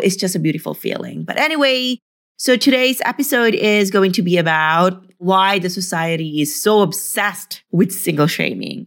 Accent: Philippines; moved away; I came from the Philippines

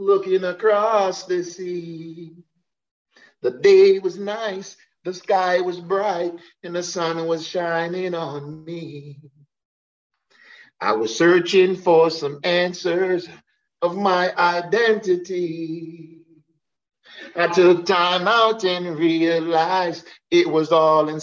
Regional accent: New York City, New York, United States; also born or lived in Jamaica; me being a New Yorker, you know, having my family back in New York

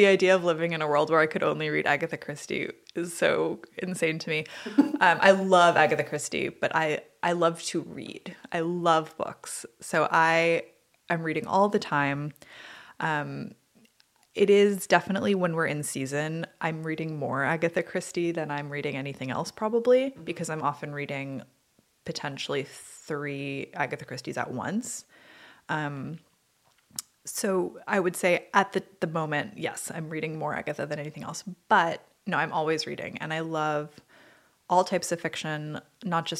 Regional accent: Massachusetts, United States; I'm from Massachusetts

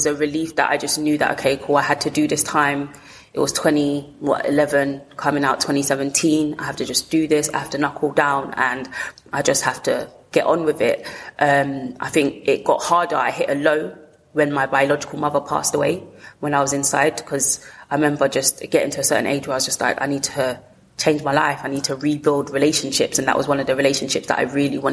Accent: London, United Kingdom; also born or lived in Lewisham, London; I grew up in Peckham.

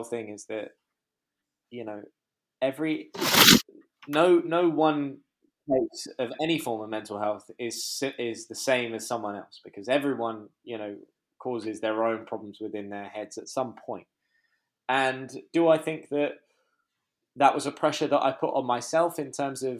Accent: London, United Kingdom; also born or lived in Hertfordshire; we grew up in Muswell Hill.

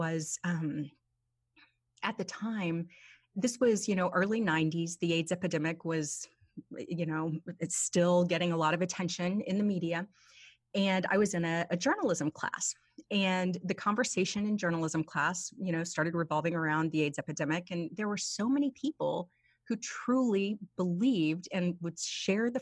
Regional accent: Oklahoma, United States; the town I grew up in Oklahoma

